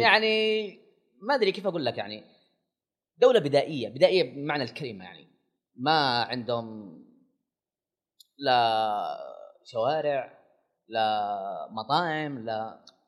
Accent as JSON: {"language": "Arabic", "country": "Saudi Arabia", "said": "أنا سعودي"}